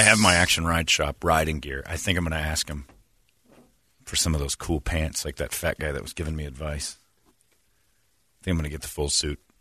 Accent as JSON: {"language": "English", "region": "Arizona", "country": "United States", "said": "I'm from Arizona"}